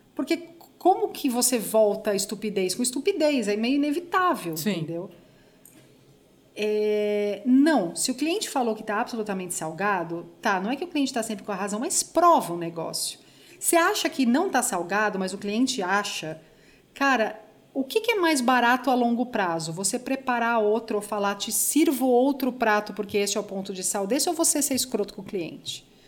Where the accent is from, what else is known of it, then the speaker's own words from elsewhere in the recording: Brazil; como brasileiro